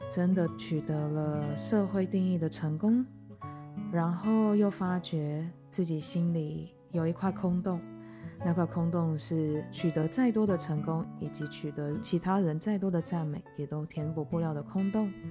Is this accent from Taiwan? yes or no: yes; Taiwan; moved away as an adult; also born or lived in United States; 四十了。那其实才刚回来台湾不到一年的时间。在回来台湾之前，我在美国有长达十年的职涯